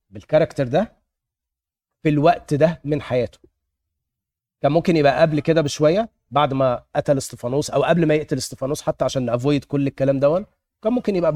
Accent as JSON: {"language": "Arabic", "country": "Egypt", "moved": "yes", "lives_now": "United States", "said": "انا لما اتخذت من مصر كده وجيت امريكا"}